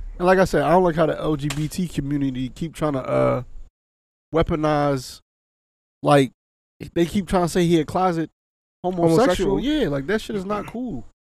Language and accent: English; Philadelphia, Pennsylvania, United States; Growing up in Philly